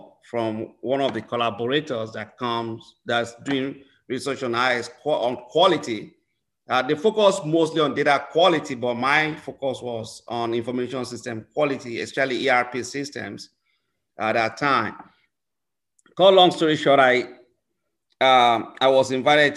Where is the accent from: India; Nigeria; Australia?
Nigeria; moved away as an adult; also born or lived in Finland; now in Chicago, United States; I'm originally from Nigeria, and I started my studies at one of the leading universities in Nigeria